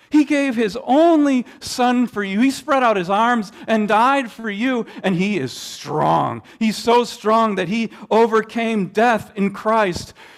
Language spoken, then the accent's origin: English; Minnesota, United States; growing up in Minnesota